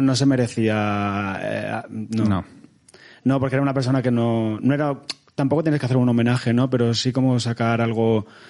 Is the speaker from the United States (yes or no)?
no; Lorca, Region of Murcia, Spain; now in Madrid, Spain; haciendo retratos a la gente de mi pueblo y pintaba el castillo de Lorca todo el rato